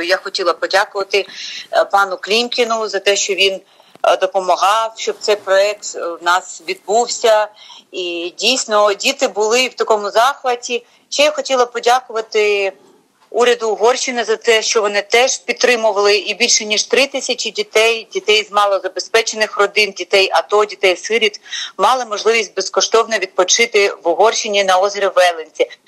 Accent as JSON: {"language": "Ukrainian", "town": "Chernivtsi", "region": "Chernivtsi Oblast", "country": "Ukraine", "moved": "yes", "lives_now": "Kyiv, Ukraine", "said": "я як буковинка, чернівчанка"}